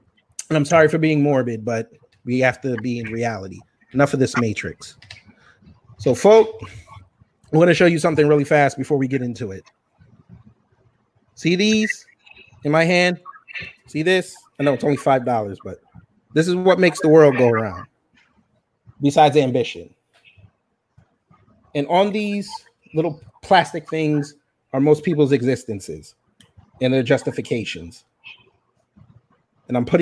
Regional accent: Jamaica; I'm Jamaican.

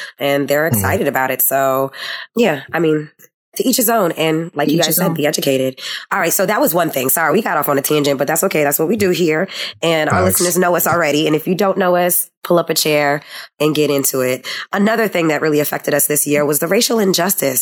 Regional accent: New York City, New York, United States; we are from New York City

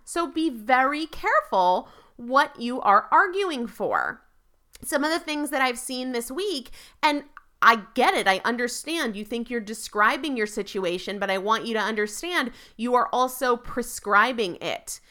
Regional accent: New England, United States; I'm from New England, I'm a Yankee

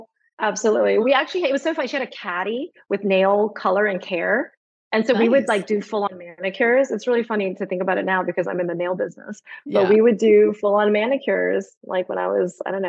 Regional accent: Birmingham, Alabama, United States; moved away as an adult; also born or lived in New York City / Shanghai; now in Barcelona, Spain; Actually, I'm from Birmingham, Alabama, a suburb of Birmingham.

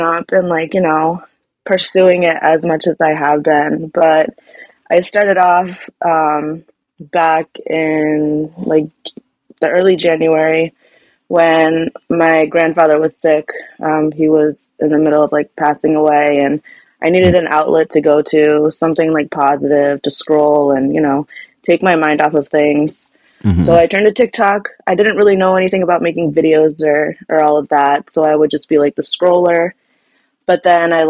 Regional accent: Rhode Island, United States; I'm from Rhode Island

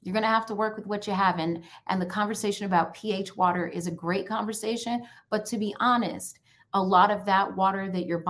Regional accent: New York, United States; also born or lived in Jamaica; now in Washington, D.C., United States; Growing up in New York, we used to call it city punch.

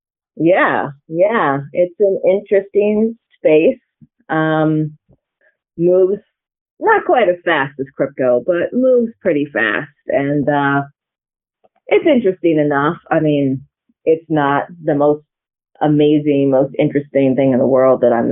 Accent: Santa Barbara, California, United States; moved away as an adult; also born or lived in Cleveland; now in Kansas City, United States; I am actually originally from Santa Barbara, California

